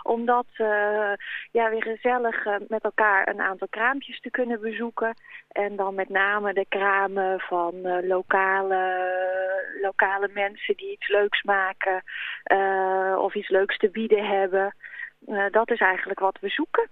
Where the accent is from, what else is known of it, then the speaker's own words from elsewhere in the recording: Vreeswijk, Utrecht, Netherlands; moved away as an adult; also born or lived in Nijmegen; now in Sint Hubert, Netherlands; kom ik uit, uit Nieuwe uit Vreeswijk eigenlijk, een oh. dorpje onder Utrecht